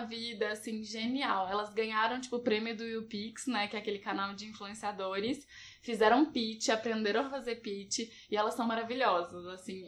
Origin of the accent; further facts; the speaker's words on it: Belo Horizonte, Minas Gerais, Brazil; eu sou de BH